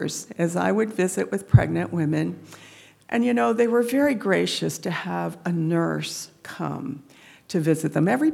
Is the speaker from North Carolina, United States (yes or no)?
no; Coatesville, Pennsylvania, United States; I'm from Coatesville. Grew up selling Girl Scout cookies to the mushroom farm across from my house.